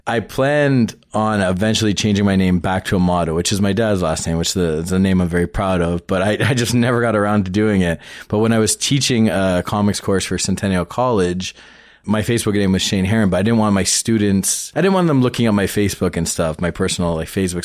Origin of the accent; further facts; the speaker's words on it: Toronto, Ontario, Canada; I grew up in Scarborough, but I was born, like, t-, proper Toronto